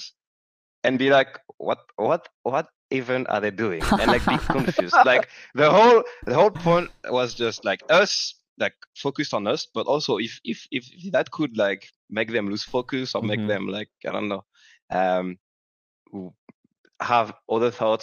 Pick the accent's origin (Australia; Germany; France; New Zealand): France; English is a second language; I'm still French